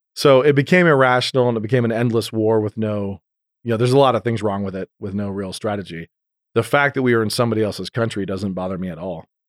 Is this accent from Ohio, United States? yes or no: no; Idaho, United States; I'm from Idaho